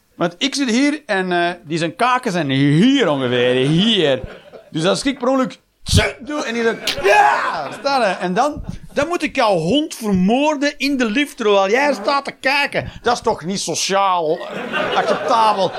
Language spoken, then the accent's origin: Dutch; Flanders, Belgium; we zijn als Belg